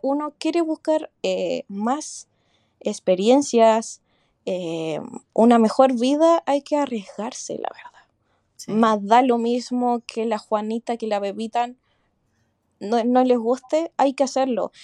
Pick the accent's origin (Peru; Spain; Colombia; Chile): Chile; moved away as an adult; now in Sydney, Australia; mi país, que es Chile